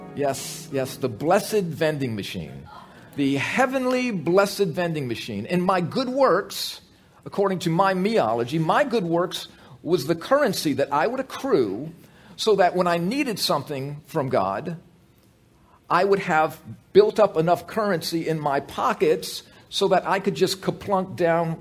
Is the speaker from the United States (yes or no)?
yes; United States; I grew up in America, I grew up going to church